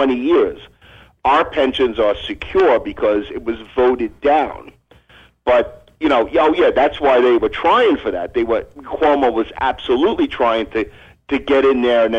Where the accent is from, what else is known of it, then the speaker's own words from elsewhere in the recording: New York, United States; I'm from New York. I'm a retired New York City cop